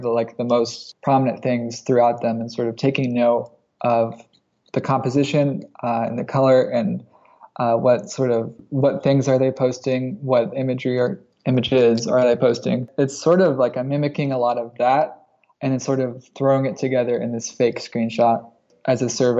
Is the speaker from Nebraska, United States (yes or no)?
yes; rural Nebraska, United States; now in Eugene, United States; I grew up in rural Nebraska